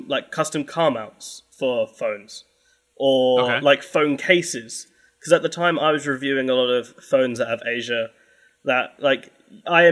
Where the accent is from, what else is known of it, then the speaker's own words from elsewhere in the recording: London, United Kingdom; now in Hastings, United Kingdom; I am from London, but no, now I live in the southeast coast. I live pretty much... I live in Hastings